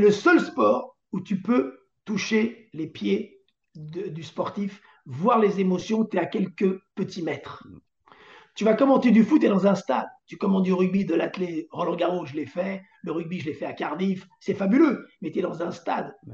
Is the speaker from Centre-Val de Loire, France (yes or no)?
no; Antony, Île-de-France, France; je viens d'Antony et j'allais voir le Parc des Princes depuis l'âge de 10-12 ans